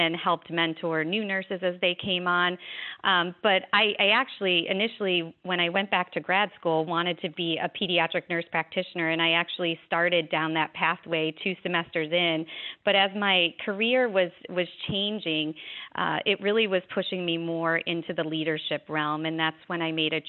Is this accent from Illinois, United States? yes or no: yes; Chicago, Illinois, United States; moved away as an adult; also born or lived in South Florida; now in Fort Lauderdale, United States; I grew up in Illinois, in Chicago, in fact